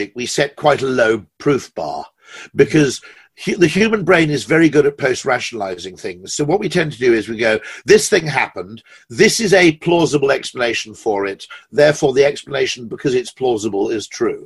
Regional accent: United Kingdom; I'm a Brit

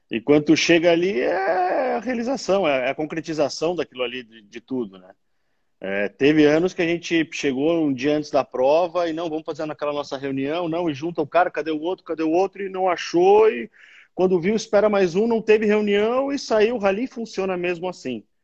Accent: Rio Grande do Sul, Brazil; now in São Paulo, Brazil; Mas é quando a gente chegou em São Paulo, sou gaúcho, né? E quando a gente chegou em São Paulo para fincar a pé aqui, eh, a segunda vez, em 92

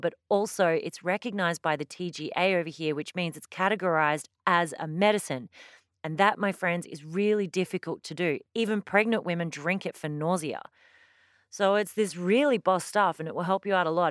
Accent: Australia; I've got a very questionable background being Australian

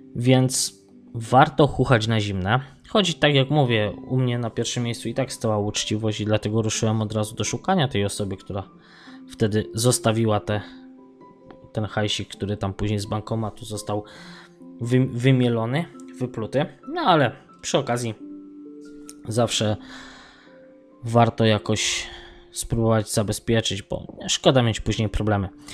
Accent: Poland; now in Sligo, Ireland

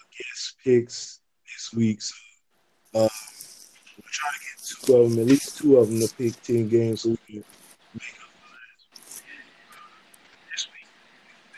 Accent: Louisiana, United States; I'm from Louisiana.

